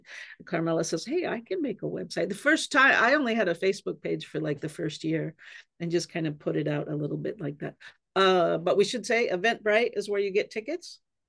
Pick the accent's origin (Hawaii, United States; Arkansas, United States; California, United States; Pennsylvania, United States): California, United States; So I was raised on the Yurok Reservation on the Klamath River.